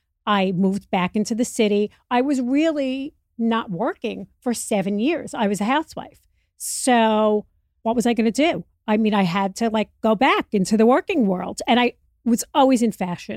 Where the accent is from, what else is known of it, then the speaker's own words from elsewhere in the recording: New York, United States; I was obsessed with my mother and my grandmother's fur coats. We grew up in New York.